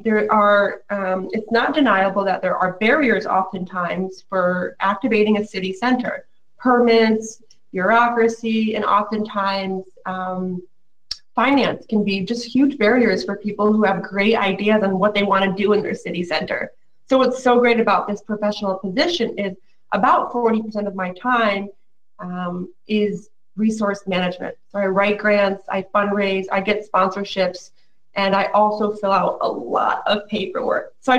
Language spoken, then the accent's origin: English; Binghamton, New York, United States; moved away as an adult; now in Flint, United States; since I started my hometown on my main street in Binghamton, New York, in upstate